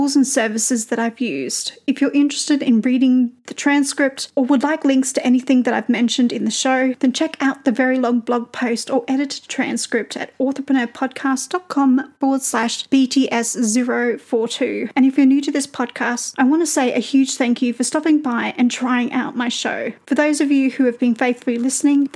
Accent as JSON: {"language": "English", "country": "Australia", "accent": "Australian"}